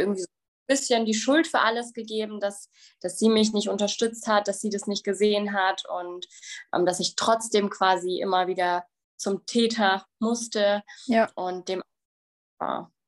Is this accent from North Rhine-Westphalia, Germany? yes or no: no; Bavaria, Germany; ich komme aus Bayern.